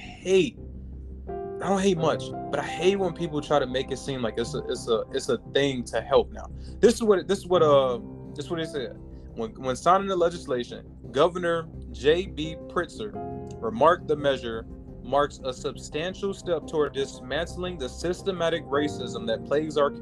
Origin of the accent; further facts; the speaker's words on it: Chicago, Illinois, United States; moved away; I'm from Chicago originally. It's just born and raised